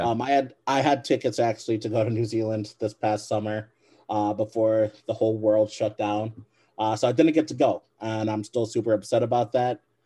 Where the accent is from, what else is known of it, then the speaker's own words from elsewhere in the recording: Michigan, United States; I'm a Michigan guy. I'm from Michigan.